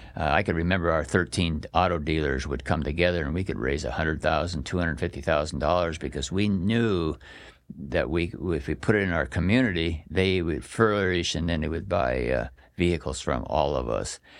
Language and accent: English; Astoria, Oregon, United States; also born or lived in Coquille, Oregon / Roseburg, Oregon / Salem, Oregon; my parents moved to Astoria, And, uh, my grandparents lived at Seaside and, uh, lived there until about thirteen years old